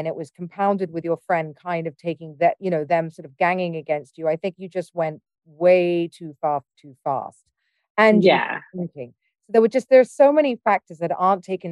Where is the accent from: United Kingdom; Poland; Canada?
United Kingdom; I'm British